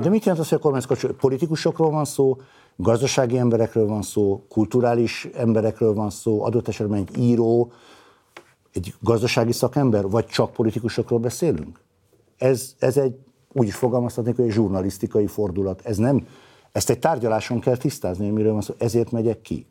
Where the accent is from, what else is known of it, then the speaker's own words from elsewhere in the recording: Veszprém, Veszprém County, Hungary; mint veszprémi ember